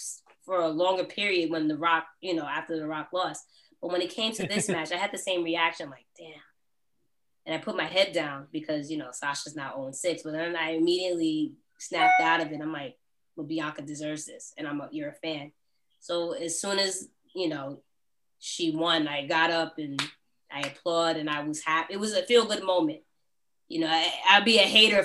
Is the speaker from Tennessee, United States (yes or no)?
no; New York, United States; I'm from New York